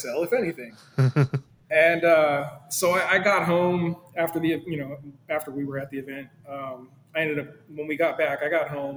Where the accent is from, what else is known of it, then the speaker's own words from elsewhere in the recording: San Diego, California, United States; moved away as an adult; now in Norfolk, United States; I'm originally from California, San Diego area, and I ended up moving to Norfolk area here in Virginia